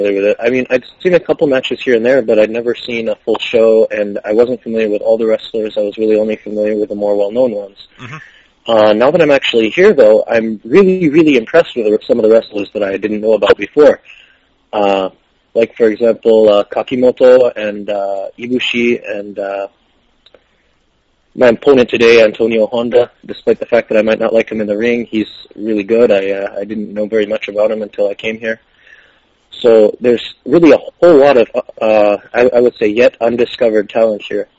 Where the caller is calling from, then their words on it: Adachi, Tokyo, Japan; Right now, I am at the DDT dormitory in Adachi, Tokyo.